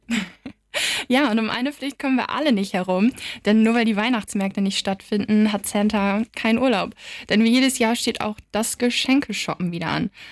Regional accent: Wiesmoor, Lower Saxony, Germany; moved away as an adult; now in Wilhelmshaven, Germany; aus Wismar. Das ist so 30 Minuten mit dem Auto von hier

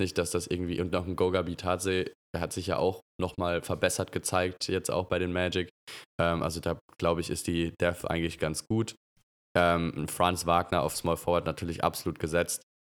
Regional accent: Germany; uns als, als Deutsche

